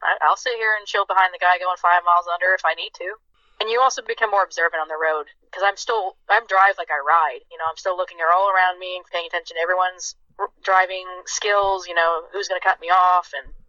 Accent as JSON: {"language": "English", "country": "United States", "said": "because I'm American."}